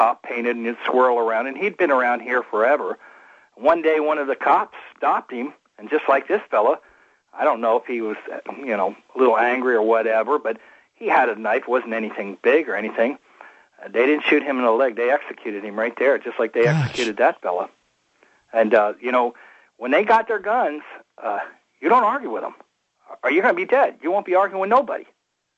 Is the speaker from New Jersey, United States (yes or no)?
yes; Cape May, New Jersey, United States; moved away as an adult; I came here from the East Coast in 1979 when I was a young man